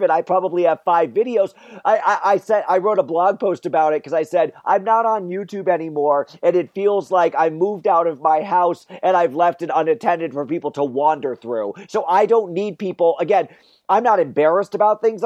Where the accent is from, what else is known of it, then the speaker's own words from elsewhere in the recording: Wallingford, Connecticut, United States; So I grew up in Central Connecticut, about halfway between Hartford and New Haven.